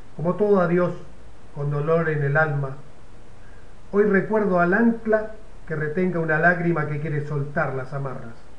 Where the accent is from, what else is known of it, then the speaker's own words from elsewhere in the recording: Garré, Buenos Aires Province, Argentina; now in Casbas, Argentina; la localidad donde yo nací, la localidad de Garré